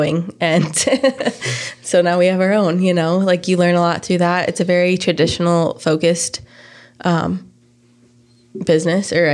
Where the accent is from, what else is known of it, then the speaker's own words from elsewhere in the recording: Fort Collins, Colorado, United States; I grew up in Fort Collins